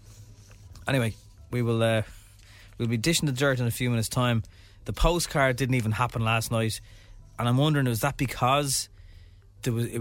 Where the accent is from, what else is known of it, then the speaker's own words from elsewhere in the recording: Ireland; as an Irish person